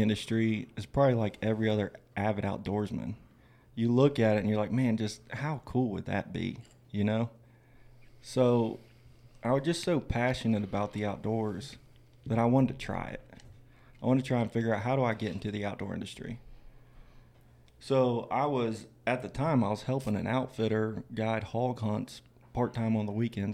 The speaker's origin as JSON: {"language": "English", "region": "Florida", "country": "United States", "tie": "born or raised there", "said": "I'm from Florida, grew up in Florida."}